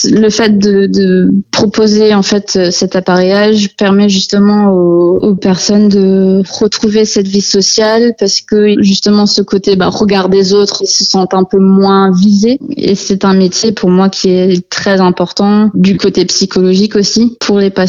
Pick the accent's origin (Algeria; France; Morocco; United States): United States; born there; Je suis née aux États-Unis et euh, donc le meilleur ami à mon père est oculariste aux États-Unis à Dallas, au Texas.